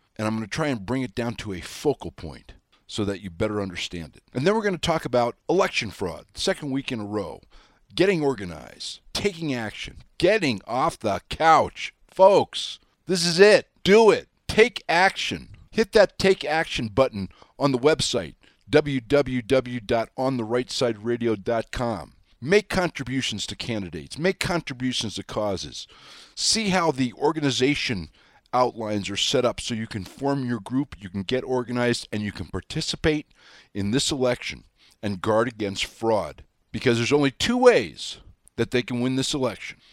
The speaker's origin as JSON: {"language": "English", "region": "Wyoming", "country": "United States", "said": "I'm your hayseed from Wyoming"}